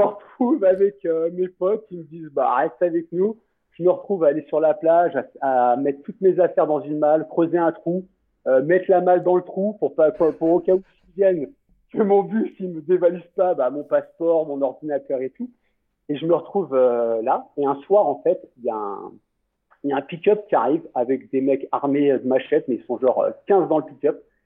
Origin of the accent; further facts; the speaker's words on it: France; now in Costa Rica; en tant que Français